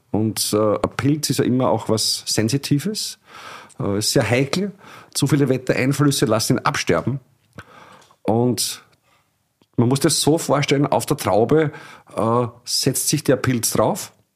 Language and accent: German; Illmitz, Burgenland, Austria; Ilmitz, meine Heimatgemeinde, zweieinhalbtausend Einwohner